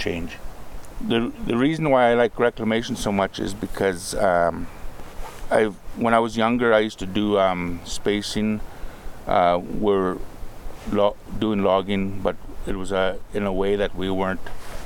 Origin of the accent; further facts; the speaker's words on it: Aq'am, British Columbia, Canada; I am from the Akam Reserve, which is part of the Tunaha Nation. I have lived there all my life.